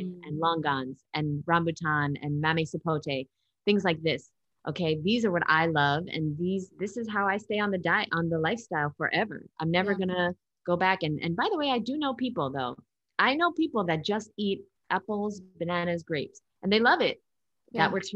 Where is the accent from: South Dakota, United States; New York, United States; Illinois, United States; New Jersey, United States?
New York, United States; I'm from New York